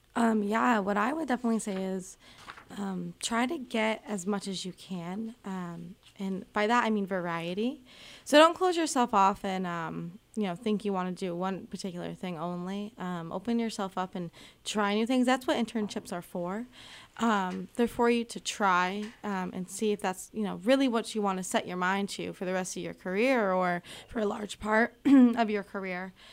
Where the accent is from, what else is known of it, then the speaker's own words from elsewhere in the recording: Gillum, Massachusetts, United States; moved away as an adult; now in Keene, United States; I'm originally from Gillum, Massachusetts, which isn't too far from here at all